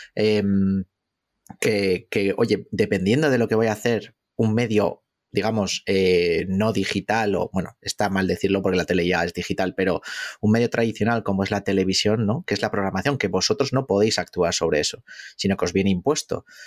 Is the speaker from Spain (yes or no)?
yes; Basque Country, Spain; yo como buen vasco